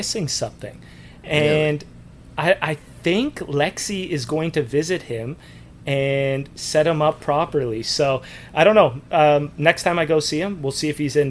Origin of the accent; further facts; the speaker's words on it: Canada; I'm Canadian.